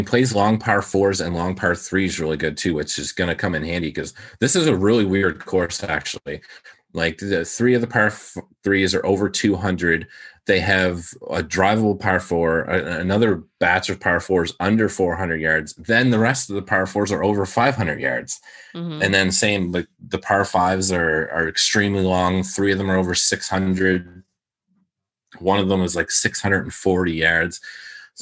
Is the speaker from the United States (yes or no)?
no; Canada; I'm Canadian